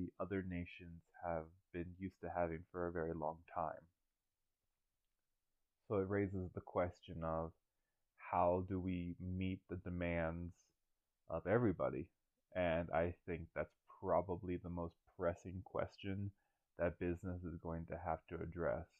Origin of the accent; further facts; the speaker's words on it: Pinellas County, Florida, United States; I am from Pinellas County, Florida, born and raised